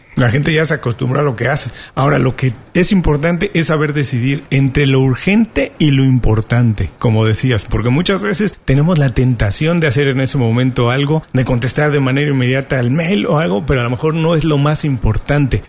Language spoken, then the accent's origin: Spanish; Mexico; en México, de donde soy originario